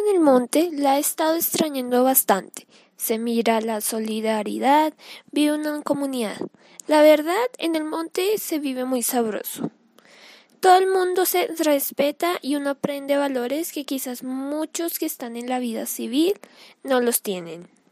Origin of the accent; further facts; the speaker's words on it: Caquetá, Colombia; Yo soy del Caquetá